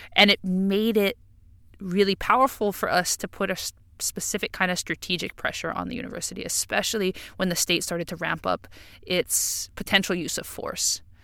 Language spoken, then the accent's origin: English; Hawaii, United States; as a Hawaiian